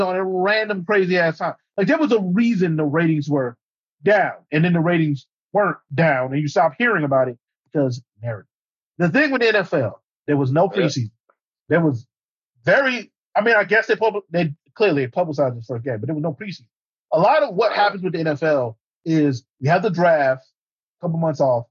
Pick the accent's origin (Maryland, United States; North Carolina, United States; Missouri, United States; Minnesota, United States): Missouri, United States; St. Louis; I am from Missouri